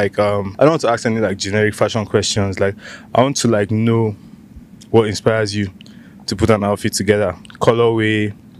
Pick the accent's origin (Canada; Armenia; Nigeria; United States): Nigeria; accent: Nigerian; my Nigerian accent.